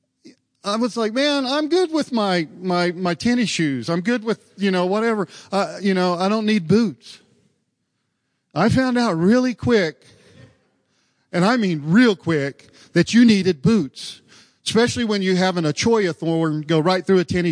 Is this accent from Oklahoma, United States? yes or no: yes; Oklahoma, United States; moved away; I was from Oklahoma. I was an Okie boy